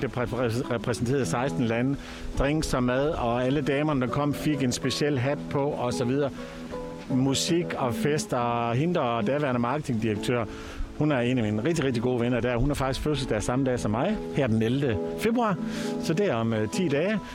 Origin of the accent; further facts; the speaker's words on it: Aalborg, North Denmark Region, Denmark; moved away as an adult; now in Costa del Sol, Spain; jeg kommer selv fra Aalborg, eller nord for Aalborg, fra Voskov.